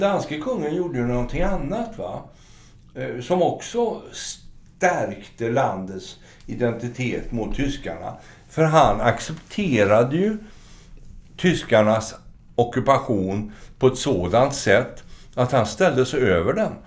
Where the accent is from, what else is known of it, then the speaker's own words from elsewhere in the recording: Sweden; moved away as an adult; also born or lived in Norway; vilket vi fortfarande som svenskar eh, får höra